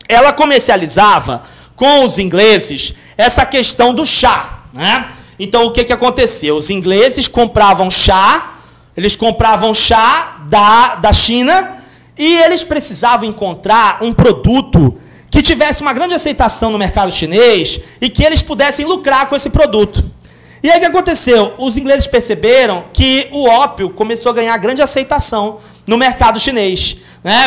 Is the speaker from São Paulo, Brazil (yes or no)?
yes; São Paulo, Brazil; moved away; lá na ZL, de onde eu vim